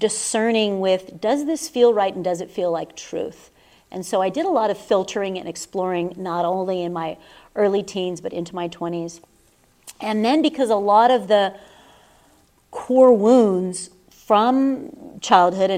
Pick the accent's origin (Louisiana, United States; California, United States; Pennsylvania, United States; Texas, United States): California, United States; Southern; now in Sedona, United States; I was raised in Southern California